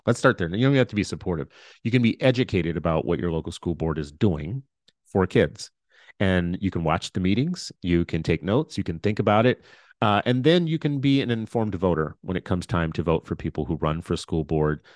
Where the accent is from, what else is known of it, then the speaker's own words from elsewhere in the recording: Minnesota, United States; I'm a Minnesotan